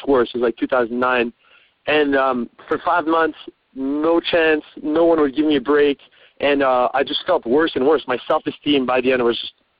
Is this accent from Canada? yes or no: yes; Montreal, Quebec, Canada; moved away as an adult; also born or lived in Vancouver / Australia; I was from Montreal, from the French part of Canada